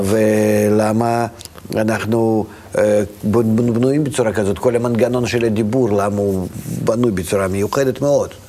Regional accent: Vitebsk, Vitebsk Region, Belarus; moved away; אני נולדתי ברוסיה, ברוסיה לבנה אפילו, בעיר מאוד קטנה, שפעם הייתה עיר רק של יהודים. איזה עיר? העיר הקטנה, ויטפסק

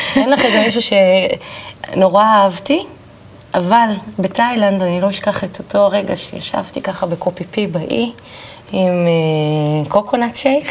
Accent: Kiryat Tiv'on, Northern District, Israel; גדלתי בטבעון

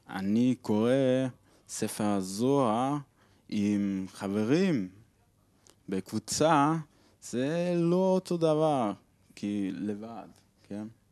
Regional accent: Switzerland; Hebrew is a second language; אני משוויץ ואני בחופשה בארץ

